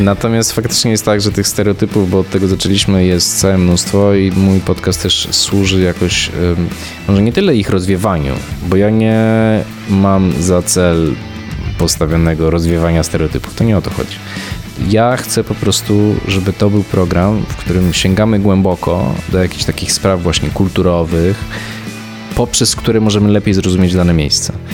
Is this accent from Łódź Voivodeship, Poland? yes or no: yes; Łódź, Łódź Voivodeship, Poland; moved away; also born or lived in Warsaw; nie jestem z Warszawy, z jakiejś rodziny dyplomatów czy nie wiadomo kogo i ja ten świat poznawałem stopniowo, wyjeżdżając właśnie najpierw z Łodzi do, do Warszawy